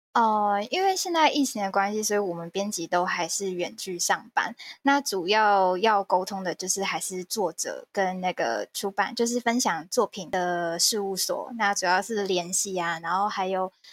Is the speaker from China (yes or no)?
no; Kaohsiung, Taiwan; 我是高雄人